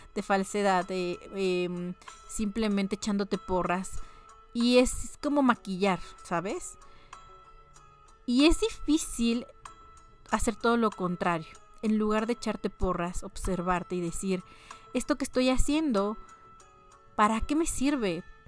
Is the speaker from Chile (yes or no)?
no; Mexico; como mexicanos